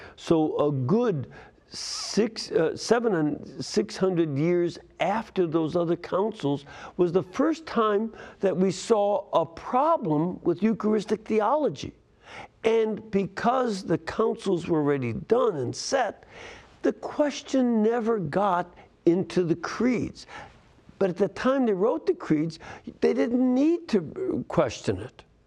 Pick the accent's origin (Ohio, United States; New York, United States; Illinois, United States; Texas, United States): Ohio, United States; Hamilton; Hamilton, Ohio